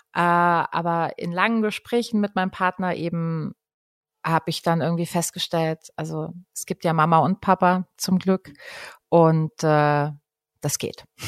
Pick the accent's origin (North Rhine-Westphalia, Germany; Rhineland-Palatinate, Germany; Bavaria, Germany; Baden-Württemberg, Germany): Baden-Württemberg, Germany; Dreisamtal; also born or lived in Freiburg; Ich komme aus dem Dreisamtal